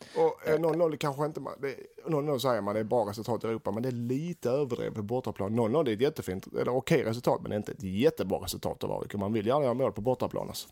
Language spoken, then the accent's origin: Swedish; Sweden; som svensk och allsvensk fanatiker